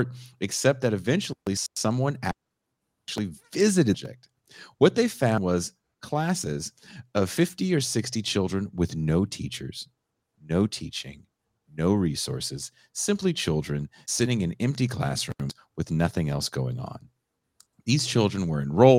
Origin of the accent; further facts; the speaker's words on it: Bay Area, California, United States; I'm from the Bay Area